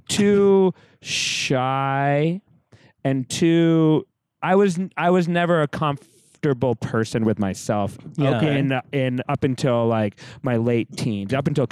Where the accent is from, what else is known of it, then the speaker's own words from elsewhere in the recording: Rhode Island, United States; moved away as an adult; also born or lived in San Francisco; now in Los Angeles, United States; I'm from Rhode Island originally